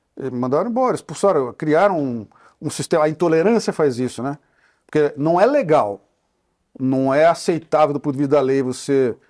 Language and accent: Portuguese; Brazil; Nós todos somos brasileiros